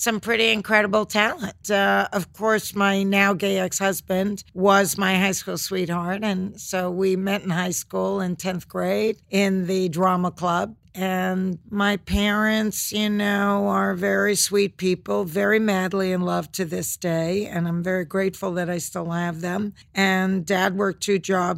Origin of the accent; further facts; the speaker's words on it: New York City, New York, United States; I was raised in Flushing, Queens, in a town called Kew Garden Hills.